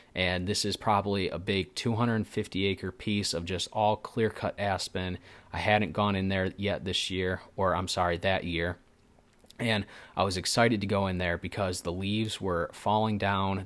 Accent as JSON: {"language": "English", "region": "Michigan", "country": "United States", "said": "I am from Michigan."}